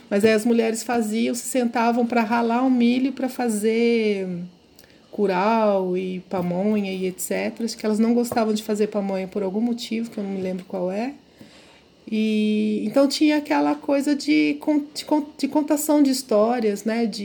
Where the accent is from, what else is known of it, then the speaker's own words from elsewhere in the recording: Araçatuba, São Paulo, Brazil; Eu, eu sou do interior de São Paulo, de uma cidade extremamente conservadora, que é a cidade de Araçatuba, né? É, e mor... nasci em 1970, então morei num bairro, o bairro onde eu nasci, é, era um bairro praticamente rural